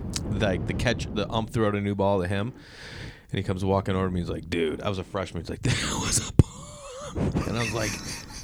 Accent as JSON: {"language": "English", "area": "outside of Boston", "region": "Massachusetts", "country": "United States", "tie": "born or raised there", "moved": "yes", "lives_now": "Los Angeles, United States", "said": "where I grew up outside of Boston"}